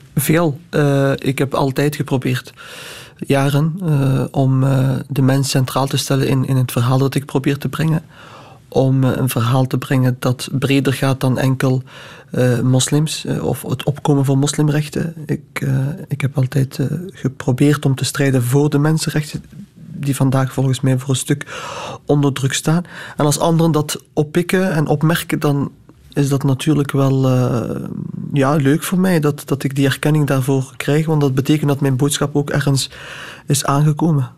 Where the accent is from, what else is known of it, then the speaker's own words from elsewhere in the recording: Flanders, Belgium; Ik heb Marokkaanse roots en ik ben daar ook trots op. Ik ben hier geboren als Vlaming